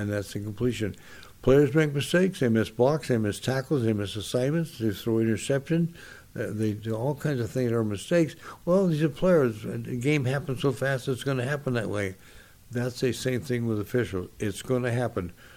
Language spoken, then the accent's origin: English; San Gabriel, California, United States; I grew up in San Gabriel, just four or five miles from the Rose Bowl